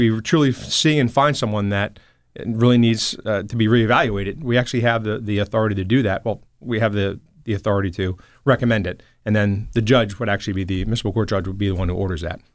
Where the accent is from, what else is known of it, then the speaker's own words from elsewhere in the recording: Toms River, New Jersey, United States; also born or lived in Newark; I grew up in Tom's River